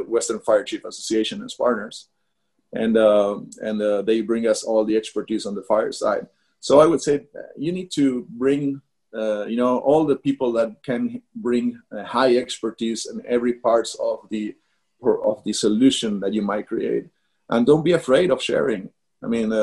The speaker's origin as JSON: {"language": "English", "country": "Argentina", "also_born_or_lived": "Brazil / United States", "moved": "yes", "said": "we're coming from Argentina, very far away from everywhere"}